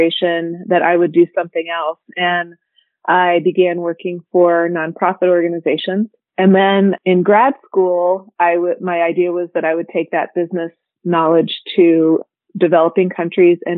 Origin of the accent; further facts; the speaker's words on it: Ohio, United States; I was born and raised in Ohio